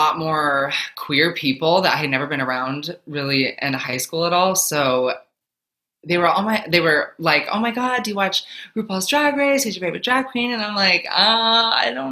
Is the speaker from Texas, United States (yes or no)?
no; Minnesota, United States; moved away as an adult; now in New Jersey, United States; I'm currently in New Jersey, but I'm originally from Minnesota.